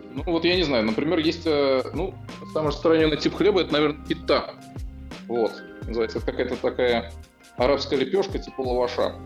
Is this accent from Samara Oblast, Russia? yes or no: yes; Samara Oblast, Russia; moved away as an adult; now in Haifa, Israel; мне как уроженцу Самарской области